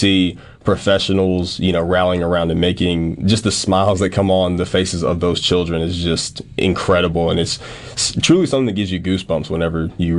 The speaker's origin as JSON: {"language": "English", "region": "the South", "country": "United States", "tie": "born or raised there", "said": "as a kid growing up in the South"}